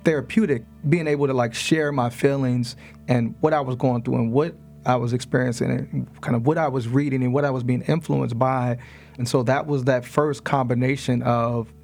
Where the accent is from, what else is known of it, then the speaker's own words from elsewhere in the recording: Chicago, Illinois, United States; also born or lived in Monrovia / Maryland; now in Pittsburgh, United States; And she raised me with Dr. King and Malcolm X and Assata Shakur and these folks. But I didn't really understand it in Chicago